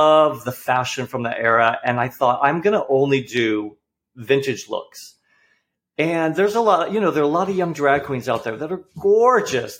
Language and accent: English; New England, United States; now in Portland, United States; I'm from the East Coast. I'm from New England.